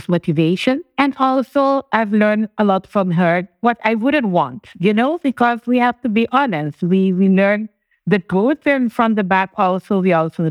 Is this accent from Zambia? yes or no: no; Curaçao; first language Papiamento; English is a second language; also born or lived in Sint Maarten; now in Bonaire; I actually was born in Sint Maarten, which was also from the former Netherlands Antilles, the Dutch Antilles. We fall part all under the Dutch kingdom. However, I was raised in Curacao. I currently live in Bonaire